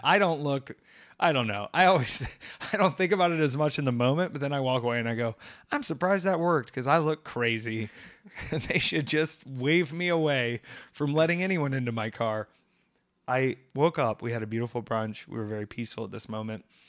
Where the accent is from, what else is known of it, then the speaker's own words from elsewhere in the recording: Atlanta, Georgia, United States; moved away; I was in Atlanta this week and that's home for me.